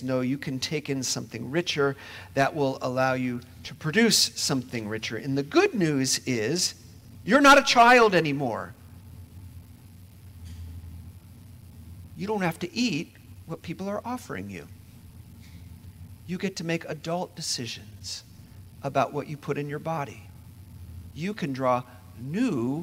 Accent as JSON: {"language": "English", "region": "Indiana", "country": "United States", "moved": "yes", "said": "I'm from Indiana"}